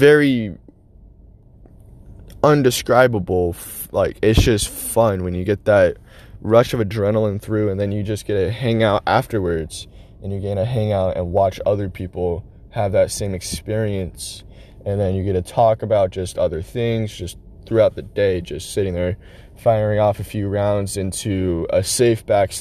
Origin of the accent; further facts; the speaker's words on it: United States; we as American citizens